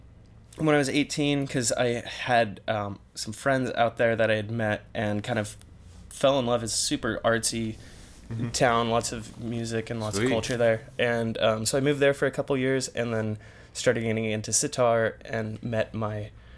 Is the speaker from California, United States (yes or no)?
yes; Visalia, California, United States; moved away as an adult; I'm from Visalia, which is kind of smack dab in the middle of Fresno and Bakersfield. So very kind of agricultural, small town kind of feel to it. It's a good place to grow up, but not a place you want to stay.